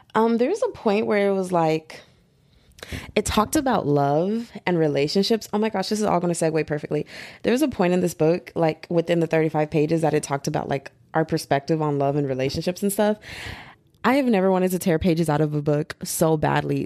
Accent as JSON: {"language": "English", "country": "United States", "also_born_or_lived": "Texas", "said": "I'm American"}